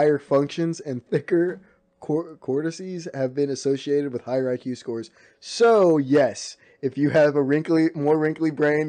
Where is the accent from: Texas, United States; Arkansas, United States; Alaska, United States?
Texas, United States; Dallas; also born or lived in Cedar Hill, Texas; I was raised in Cedar Hill.